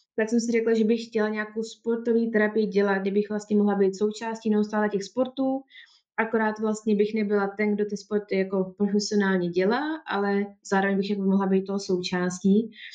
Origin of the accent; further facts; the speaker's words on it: Czechia; moved away as an adult; also born or lived in England; u nás, v České republice